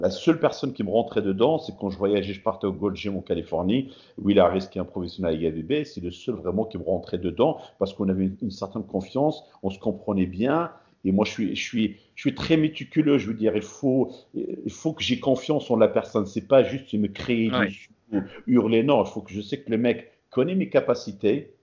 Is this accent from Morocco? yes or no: yes; Morocco; also born or lived in France; now in Portland, United States; représenter mon pays natal